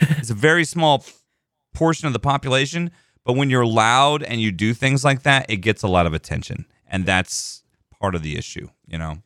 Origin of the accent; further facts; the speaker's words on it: Texas, United States; I was born in Texas